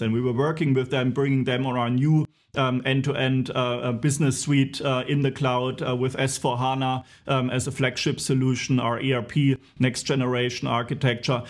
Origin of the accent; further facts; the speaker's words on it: Walldorf, Baden-Württemberg, Germany; you're finding me today in my hometown in Waldorf, where also S A P headquarters is